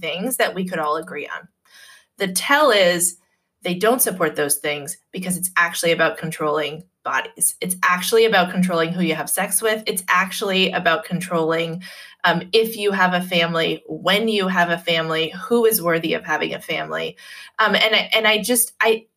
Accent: Massachusetts, United States; in Massachusetts, in my home state

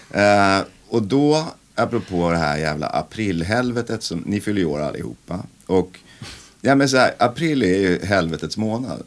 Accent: Vallentuna, Stockholm County, Sweden; Vallentuna kyrka, den där deppiga konstiga förorten där jag växte upp

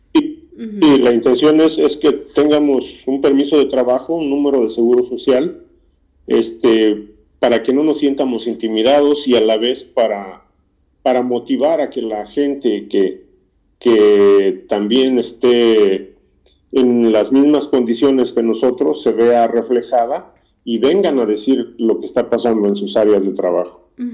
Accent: Morelos, Mexico; moved away as an adult; also born or lived in Mexico City; now in United States; Yo nací en el Distrito Federal, pero este, me crié en el estado de Morelos.

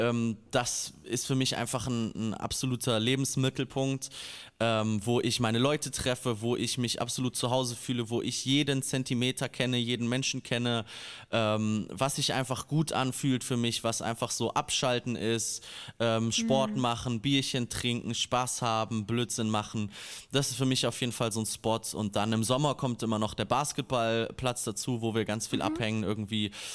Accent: a small village in Hesse, Germany; mein kleines hessisches Dorf

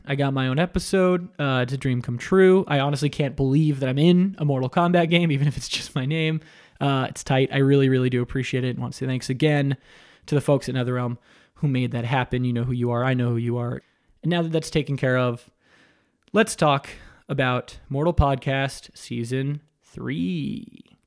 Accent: Coral Springs, Florida, United States; now in Los Angeles, United States; myself and Mike Drucker and Dan Hernandez are all from Coral Springs, Florida

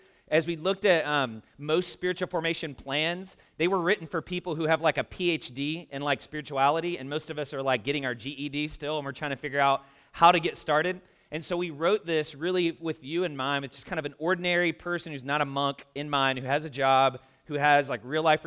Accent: the South, United States; moved away as an adult; now in Indianapolis, United States; I'm from the South

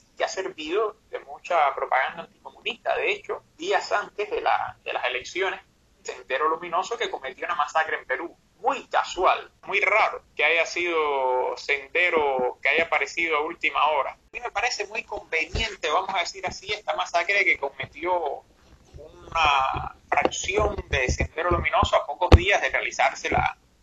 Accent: Cuba; vengo desde Cuba

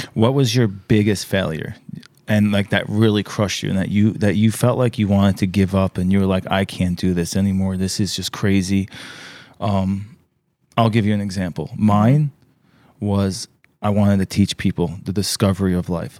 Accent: New York, United States; I was born in New York

